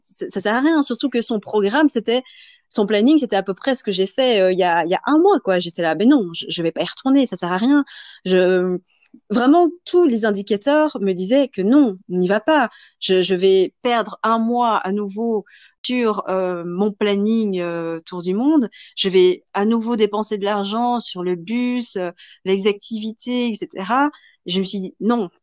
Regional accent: Belgium; also born or lived in Vietnam; moi étant belge

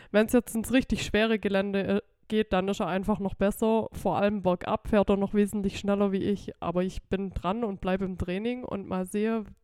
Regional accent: Amtzell, Baden-Württemberg, Germany; Genau, ich bin aus Amzell

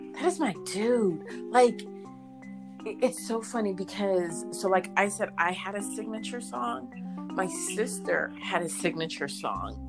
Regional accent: Maryland, United States; I'm from Maryland.

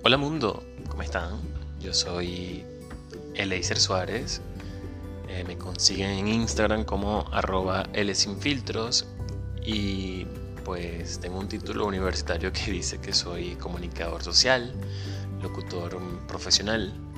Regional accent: Venezuela; moved away; Soy venezolano, inmigrante

